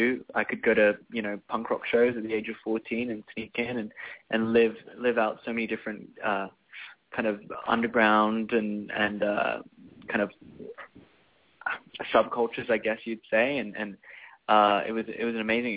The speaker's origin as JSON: {"language": "English", "country": "France", "tie": "born or raised there", "also_born_or_lived": "Sydney, Australia", "said": "I was born in Australia, in Sydney, and at the age of 3, my parents wanted to take an adventure, and we were supposed to move to France for a year, and we ended up staying for 7 years."}